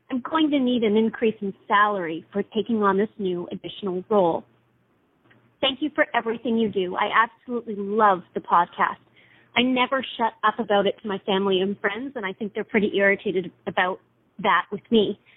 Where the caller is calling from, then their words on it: Inglis, Manitoba, Canada; from Inglis, Manitoba.